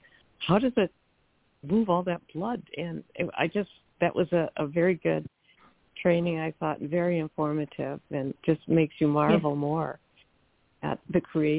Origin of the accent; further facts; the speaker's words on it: Midwest, United States; now in California, United States; I grew up with horses, but never had a trailer because we could ride right from our home. And I grew up in the Midwest, but moving to California